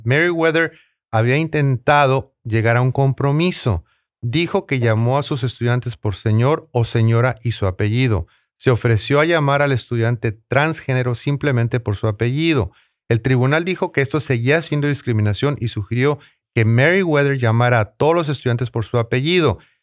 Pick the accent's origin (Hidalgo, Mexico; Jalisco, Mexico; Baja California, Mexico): Baja California, Mexico; Tijuana; now in San Diego, United States; Tijuana, en serio, con todo respeto a mi ciudad natal.